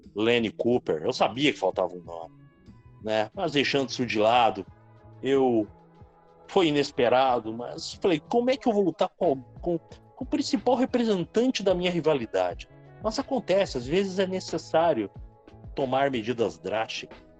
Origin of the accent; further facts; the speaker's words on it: Rio Grande do Sul, Brazil; now in Sapucaia do Sul, Brazil; Mesmo eu sendo gaúcho, eu considero Curitiba meu segundo lar